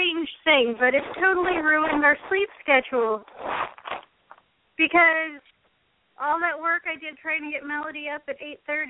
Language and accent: English; United States; our country and being American